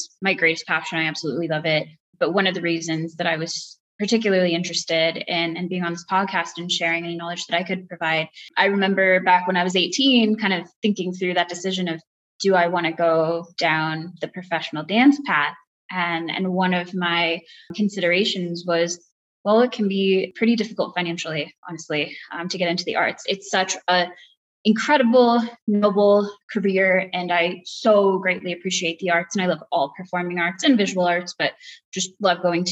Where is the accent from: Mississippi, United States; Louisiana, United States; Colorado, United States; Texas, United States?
Colorado, United States; Boulder; also born or lived in Chennai, India; I am located in the area around Boulder, Colorado, and have been living here most of my life